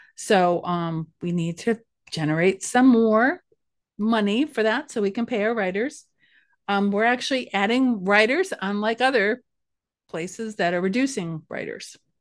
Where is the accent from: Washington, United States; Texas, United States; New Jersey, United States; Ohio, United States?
Ohio, United States; Ashtabula County; also born or lived in Cleveland, Ohio; I came from Asheville County, and I felt like a country mouse working in the big city.